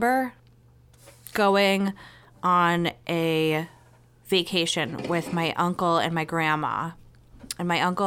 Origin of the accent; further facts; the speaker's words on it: Somerville, Massachusetts, United States; I grew up in Somerville, and then my parents moved